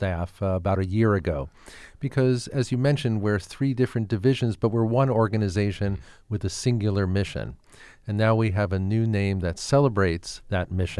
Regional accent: New York City, New York, United States; now in Scottsdale, United States; I grew up in Brooklyn, New York, and in fifth grade, I was sort of the last of a generation in New York to get music in the schools.

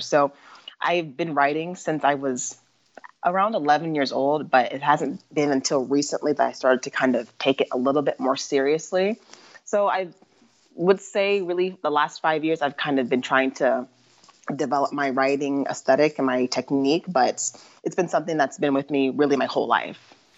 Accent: Mesa, Arizona, United States; I was born and raised in Mesa, Arizona

